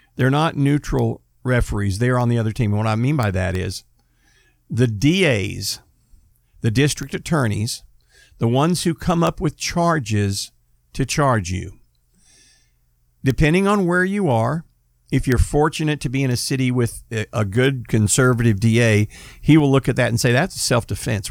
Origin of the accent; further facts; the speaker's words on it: United States; I'm an American